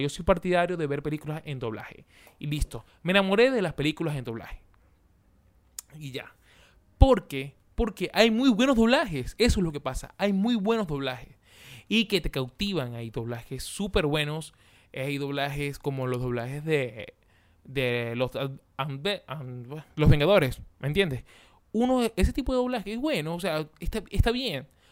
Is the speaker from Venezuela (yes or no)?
yes; Venezuela; moved away; los venezolanos nosotros que estamos afuera del país